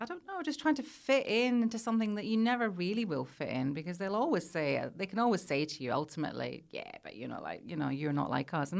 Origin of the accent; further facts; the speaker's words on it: Scotland, United Kingdom; Oh, I'm from Scotland, and they just look at you like, yeah, but that's not what I meant.